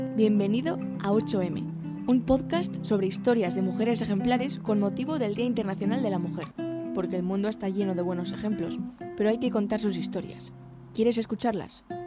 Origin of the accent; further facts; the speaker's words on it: Mexico; yo soy mexicana